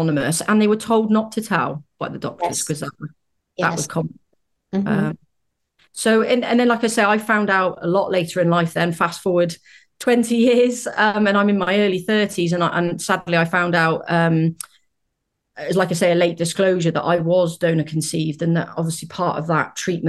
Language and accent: English; United Kingdom; As you might be able to tell from my accent, I'm from the UK.